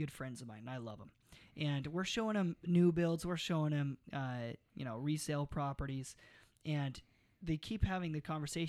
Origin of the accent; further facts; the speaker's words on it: Mesa, Arizona, United States; That's how I grew up there in Mesa.